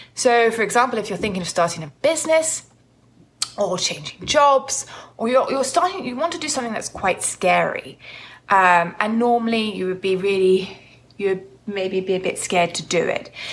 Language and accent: English; United Kingdom; as British people